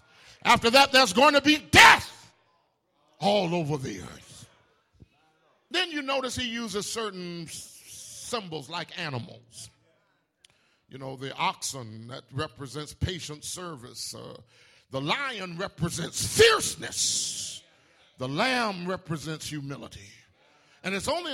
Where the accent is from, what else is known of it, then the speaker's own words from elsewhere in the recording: Tuscaloosa, Alabama, United States; When I was growing up in Beulah Baptist in Tuscaloosa